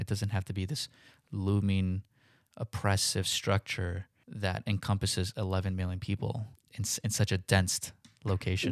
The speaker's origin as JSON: {"language": "English", "town": "New York City", "region": "New York", "country": "United States", "tie": "born or raised there", "said": "Growing up in New York"}